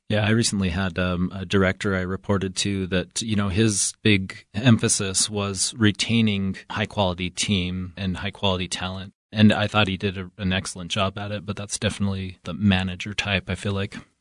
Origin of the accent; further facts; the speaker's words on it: Evanston, Wyoming, United States; I'm originally from Evanston, Wyoming